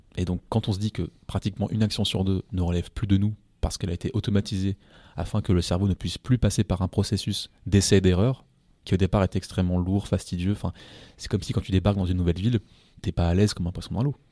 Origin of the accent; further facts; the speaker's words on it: France; je suis français